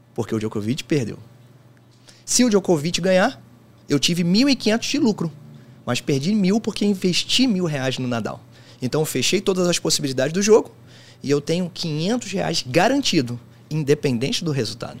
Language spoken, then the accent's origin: Portuguese; Rio de Janeiro, Brazil; Eu sou do Rio de Janeiro